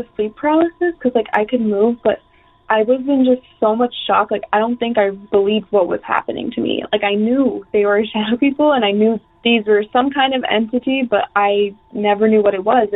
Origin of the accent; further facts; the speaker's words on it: upstate New York, United States; I'm from New York, upstate New York, not like Rochester, but more like an hour out of the city. And I'm like 5 years old. And this is the first house I grew up in.